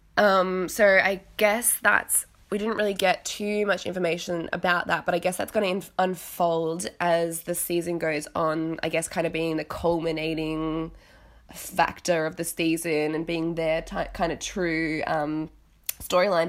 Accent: Australia; moved away as an adult; also born or lived in Italy; now in London, United Kingdom; I'm in London now, I'm from Australia

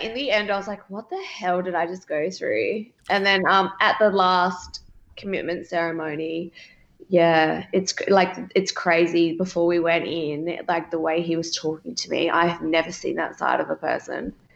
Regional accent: Adelaide, South Australia, Australia; we're both from Adelaide

